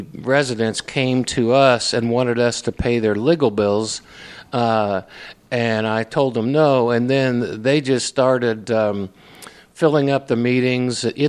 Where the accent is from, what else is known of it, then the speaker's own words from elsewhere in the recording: Indianapolis, Indiana, United States; now in Brownsburg, United States; I was raised really in Indianapolis.